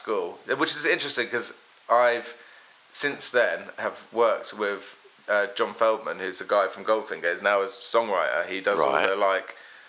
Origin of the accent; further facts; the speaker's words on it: London, United Kingdom; born there; also born or lived in Worthing / Philadelphia; I actually was born in London. I was born in London, then, because I'm half American.